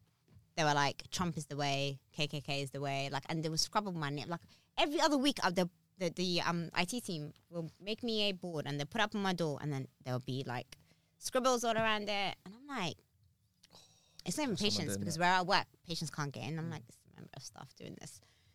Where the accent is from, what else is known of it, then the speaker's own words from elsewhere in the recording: Harrow, London, United Kingdom; I'm like, I come from Harrow, do you want to come with me?